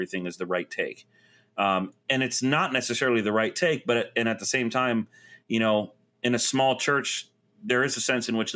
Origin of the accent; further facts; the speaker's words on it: Florida, United States; moved away; I grew up in Florida where 88's like, oh, it's cool today.